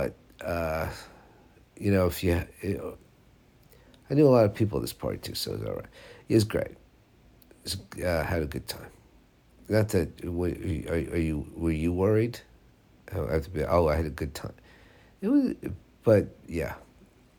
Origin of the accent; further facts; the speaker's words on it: United States; I'm from America